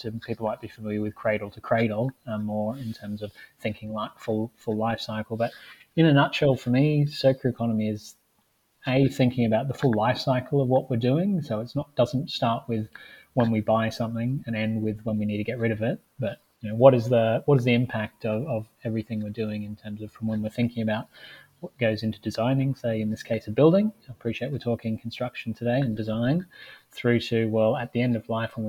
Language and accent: English; Australia; even though I'm technically Australian.